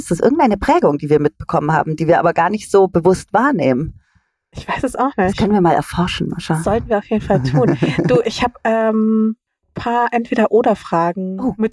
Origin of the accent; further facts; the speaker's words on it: Southern Germany, Germany; born there; now in Berlin, Germany; ich bin in Süddeutschland geboren.